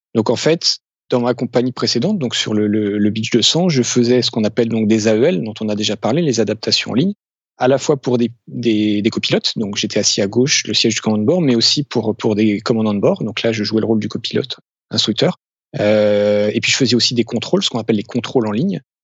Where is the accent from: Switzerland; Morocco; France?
France; also born or lived in Dublin, Ireland / Amsterdam, Netherlands / Paris region; en tant que Français